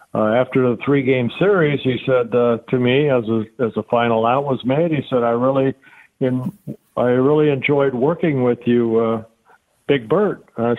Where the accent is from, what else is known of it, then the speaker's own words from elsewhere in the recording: California, United States; I learned that listening to Vin Scully and Jerry Doggett when I grew up in Southern California.